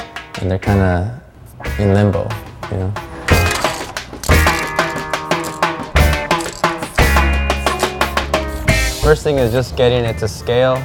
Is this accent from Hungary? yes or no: no; Los Angeles, California, United States; here, born and raised in Los Angeles.